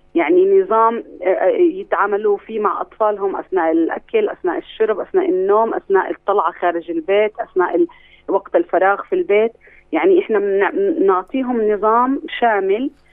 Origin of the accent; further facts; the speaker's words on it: Palestine; عندنا في فلسطين